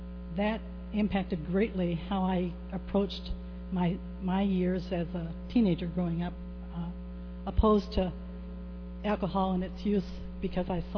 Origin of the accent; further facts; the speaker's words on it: Ohio, United States; I grew up in Ohio at in a little town that was barely a crossroads.